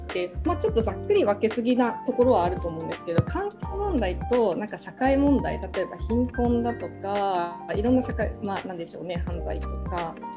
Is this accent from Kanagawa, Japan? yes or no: yes; Yokohama, Kanagawa, Japan; 私も実は横浜出身でして